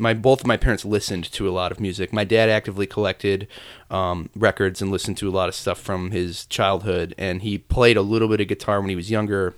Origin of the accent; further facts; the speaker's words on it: Chicago, Illinois, United States; I'm from the south side of the city, a neighborhood called Mount Greenwood